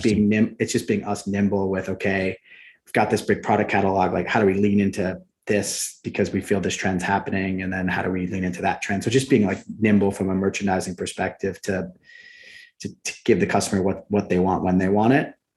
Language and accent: English; New Jersey, United States; I grew up about 500 yards from the Atlantic Ocean, which uh, which was amazing. And small town, we have about 3,000 people in my hometown